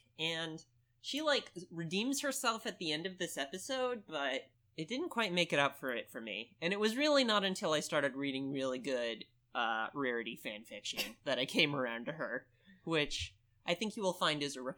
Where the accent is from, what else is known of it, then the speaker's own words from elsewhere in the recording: Midwest, United States; accent: Midwestern; Caravel over here really likes my Midwestern accent.